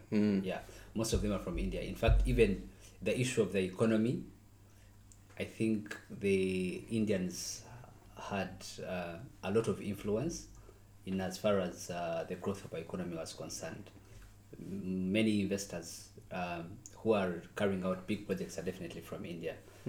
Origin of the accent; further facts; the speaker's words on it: Mbarara, Western Region, Uganda; moved away as an adult; also born or lived in Russia; now in Moscow, Russia; I'm from Western Uganda. And it's the place called Mbarara.